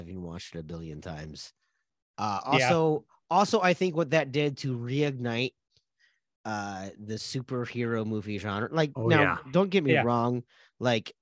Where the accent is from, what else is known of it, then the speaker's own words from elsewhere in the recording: Minnesota, United States; as a Minnesotan